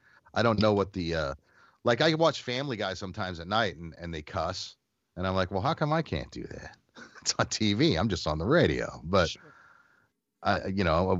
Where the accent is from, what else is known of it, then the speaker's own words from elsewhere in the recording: Phoenix, Arizona, United States; And I grew up in Phoenix, and I listened to the rock station 98 KUPD in Phoenix